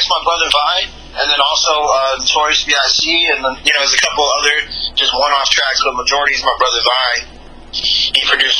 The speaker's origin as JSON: {"language": "English", "town": "Los Angeles", "region": "California", "country": "United States", "said": "I'm from L.A., you know, on the outskirts. You know, 22 years old."}